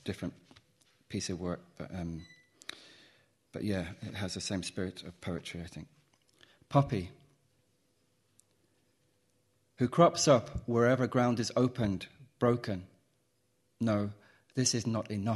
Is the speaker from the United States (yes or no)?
no; Midlands, United Kingdom; maybe it's a Midlands thing, but when I was young, us equally meant me